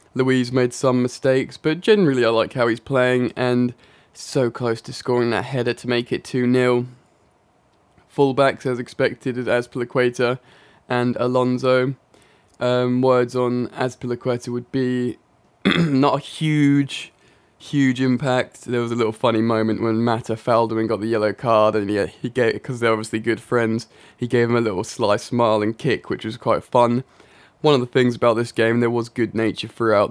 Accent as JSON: {"language": "English", "region": "England", "country": "United Kingdom", "said": "I am indeed English."}